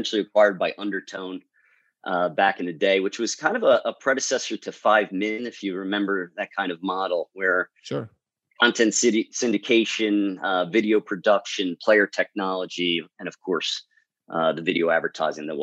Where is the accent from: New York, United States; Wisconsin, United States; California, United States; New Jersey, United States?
New Jersey, United States; Southern Jersey. I am a Southern Jersey guy. So I am located about 20, 25 minutes outside of Philadelphia.